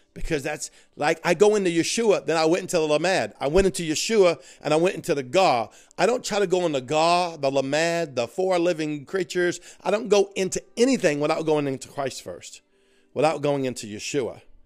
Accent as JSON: {"language": "English", "area": "Cajun", "region": "Louisiana", "country": "United States", "accent": "Cajun", "said": "I'm Cajun"}